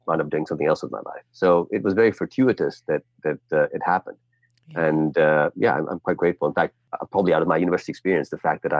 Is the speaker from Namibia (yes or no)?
no; Pakistan; also born or lived in Bay Area, California, United States; I spent ages 3 to 9 in California, 0 to 3 in Pakistan, and 9 to 18 in Pakistan, but 3 to 9 in California